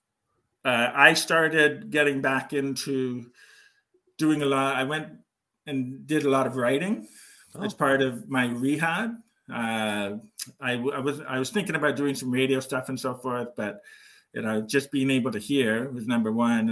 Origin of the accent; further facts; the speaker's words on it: Ottawa, Ontario, Canada; I'm born and raised in Ottawa